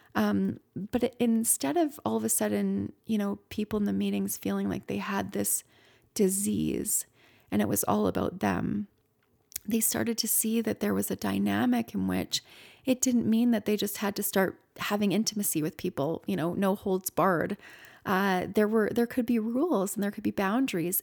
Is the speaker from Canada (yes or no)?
yes; Canada; I'm Canadian